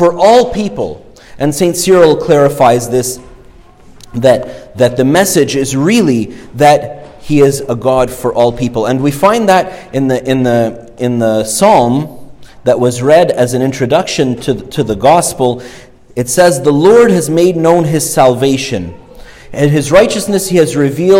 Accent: Egypt; now in Canada; I'm, you know, born in Egypt and I'm ethnically, you know, my ethnic heritage is Egyptian. I'm obviously Canadian now

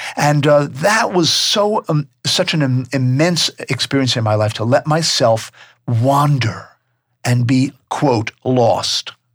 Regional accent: New York, United States; also born or lived in Tucson; now in North Carolina, United States; I'm from New York

